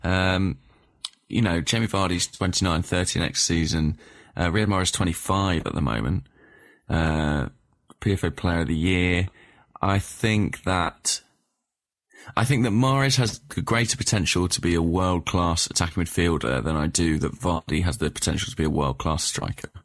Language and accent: English; England, United Kingdom; as an Englishman